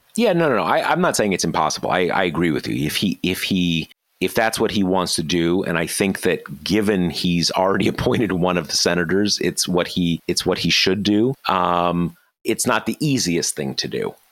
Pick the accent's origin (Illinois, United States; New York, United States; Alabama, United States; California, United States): California, United States; near Los Angeles; I, I grew up near Los Angeles